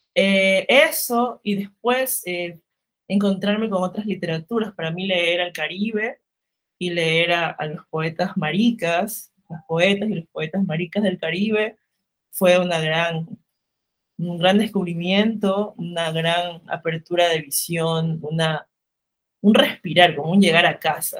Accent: Limones, Esmeraldas, Ecuador; also born or lived in Guayaquil; soy de Ecuador, del norte del país, de una isla que se llama Limones, pero he vivido pues entre Esmeraldas, la ciudad capital y Guayaquil

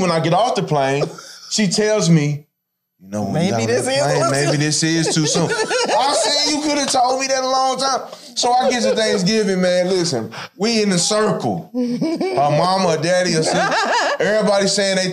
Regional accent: St. Louis, Missouri, United States; I'm from St. Louis, so I'm gonna let my vernacular

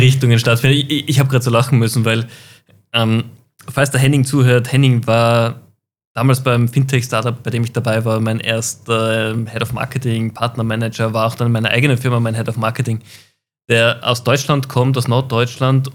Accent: Austria; als Österreicher

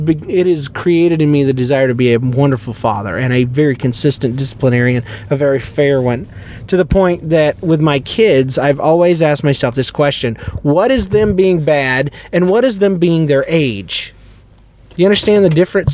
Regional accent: Fernandina Beach area, Florida, United States; also born or lived in Jacksonville, Florida; We moved from Jacksonville to a plot of land in Florida on 3.5 acres

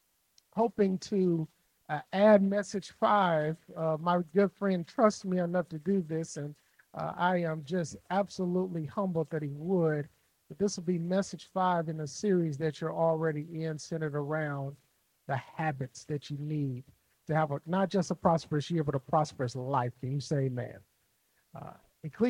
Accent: Jackson, Mississippi, United States; moved away as an adult; now in Chicago, United States; I've been in Chicago 10 years, but I'm originally from Jackson, Mississippi

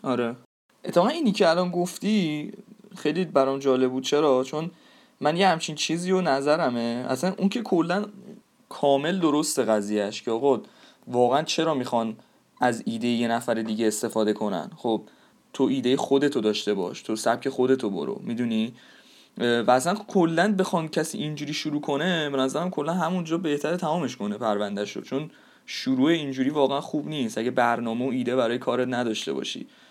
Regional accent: Iran

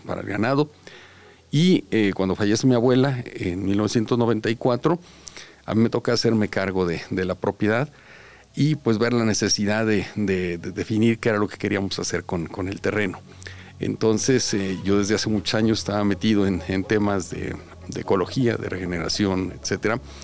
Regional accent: Los Altos de Jalisco, Mexico; la tierra de donde somos originarios, tanto la familia de mi esposa como mi familia

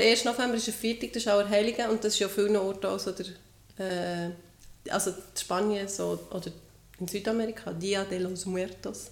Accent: Switzerland; Bei uns in der Schweiz

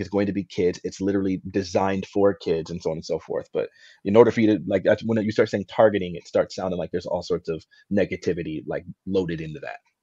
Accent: United States; as an American that loves freedom

